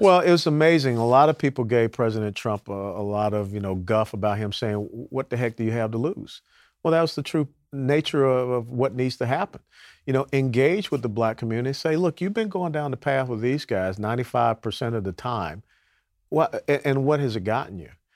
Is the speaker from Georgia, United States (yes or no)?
yes; Atlanta, Georgia, United States; John Lewis was my congressional representative, uh, growing up in Atlanta